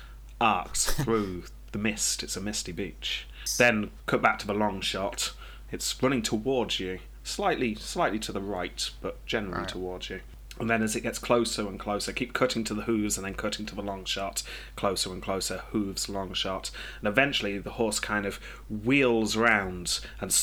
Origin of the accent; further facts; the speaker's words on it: United Kingdom; as a British person